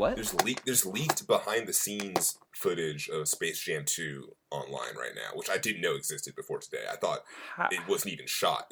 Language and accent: English; Bay Area, California, United States